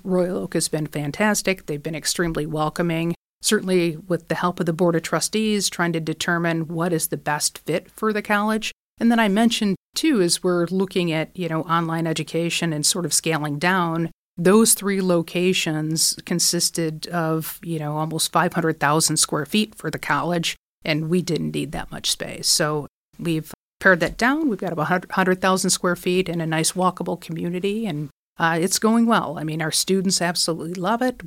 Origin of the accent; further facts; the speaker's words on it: Michigan, United States; I'm from Michigan, so manufacturing, I think, is in our blood